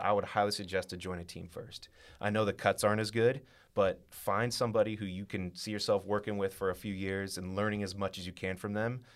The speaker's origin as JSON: {"language": "English", "town": "Westerville", "region": "Ohio", "country": "United States", "tie": "born or raised there", "said": "I'm from Westerville. I, uh, I went to Westerville Central High School"}